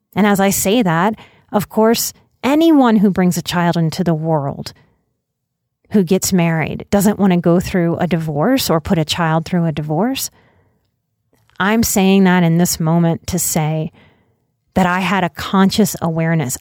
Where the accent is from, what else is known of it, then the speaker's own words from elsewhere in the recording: Southern Louisiana, United States; growing up in Southern Louisiana